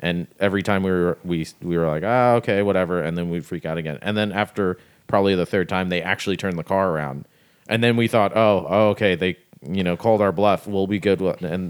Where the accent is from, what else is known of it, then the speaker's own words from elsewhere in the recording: Florida, United States; also born or lived in New York; we grew up in Florida in the 90s and there was three kids